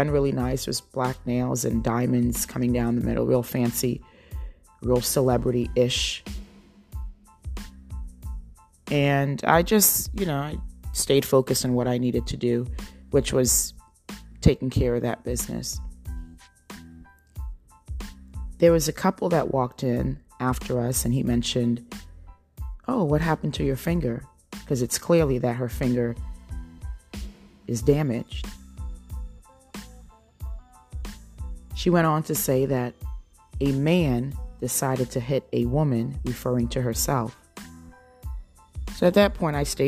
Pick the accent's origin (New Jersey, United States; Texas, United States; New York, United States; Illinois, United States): New Jersey, United States; Jersey Shore; moved away as an adult; also born or lived in Ohio; now in North Carolina, United States; This is where I've spent the majority of my life, on the East Coast, on the Jersey Shore.